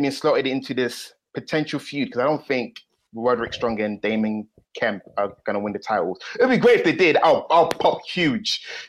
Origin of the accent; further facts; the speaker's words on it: United Kingdom; I'm actually British, even though from time to time I do stray from the accent. Time to time, I am British. I am not the British of British, but I am British.